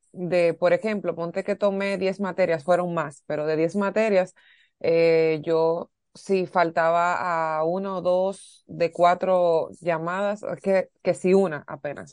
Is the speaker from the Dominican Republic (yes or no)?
yes; Dominican Republic; aquí en mi país